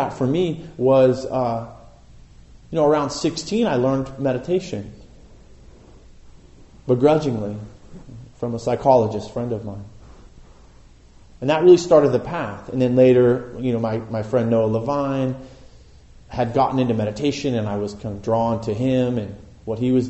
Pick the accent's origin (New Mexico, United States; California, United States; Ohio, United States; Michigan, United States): California, United States; Boulder Creek; I grew up in Boulder Creek